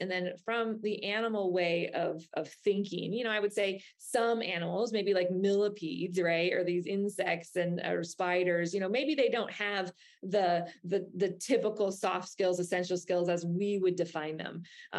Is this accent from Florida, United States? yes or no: yes; Florida, United States; if you're here with me in my home state of Florida, you might hear alligators making noise